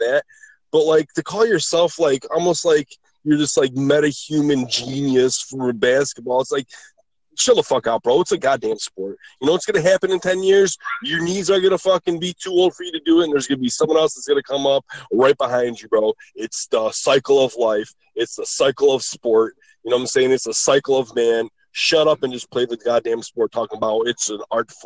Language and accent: English; Michigan, United States; all three of us. We're from Michigan